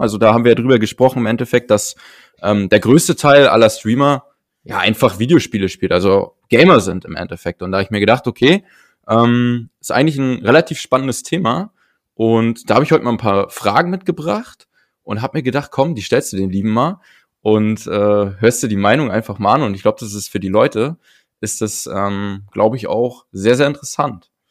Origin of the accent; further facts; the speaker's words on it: Berlin, Germany; bei uns in Berlin. Also ich habe früher in Charlottenburg am, am, am Schloss direkt äh, gewohnt